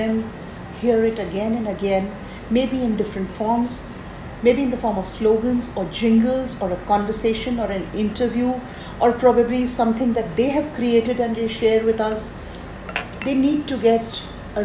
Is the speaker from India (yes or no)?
yes; Rajasthan, India; I come from Rajasthan, a state which has one of the rich traditions